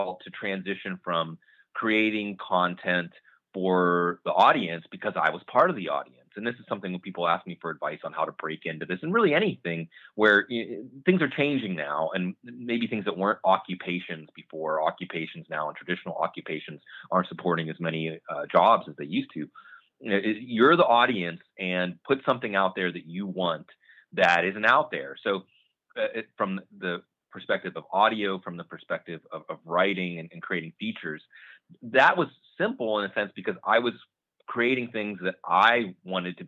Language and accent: English; Western Pennsylvania, United States; I grew up in the Western Pennsylvania, coal mining country